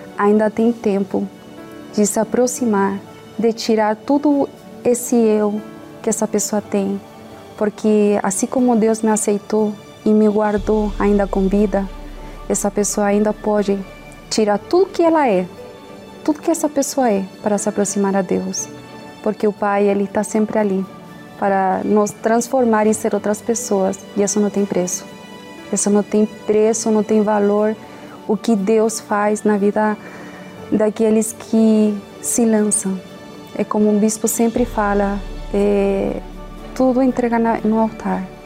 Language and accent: Portuguese; Chile; sou chilena